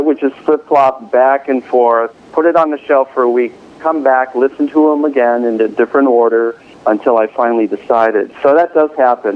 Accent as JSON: {"language": "English", "town": "Chicago", "region": "Illinois", "country": "United States", "tie": "born or raised there", "also_born_or_lived": "California", "moved": "as an adult", "lives_now": "Boston, United States", "said": "I'm a California native, but I grew up in the Midwest, in the Chicago area."}